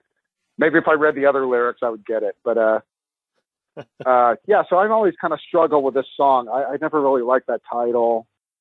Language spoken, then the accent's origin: English; Houston, Texas, United States; I grew up in Houston, Texas